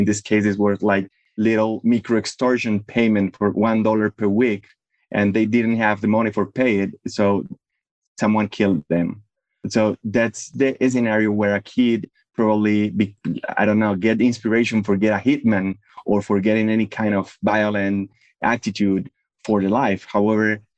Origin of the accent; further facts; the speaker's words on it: Medellín, Antioquia, Colombia; I grew up in Medellin, in Colombia